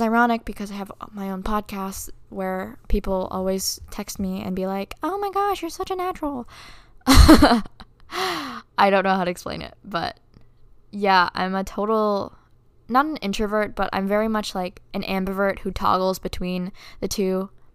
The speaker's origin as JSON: {"language": "English", "country": "Philippines", "moved": "yes", "said": "I'm from the Philippines, and I have family back there"}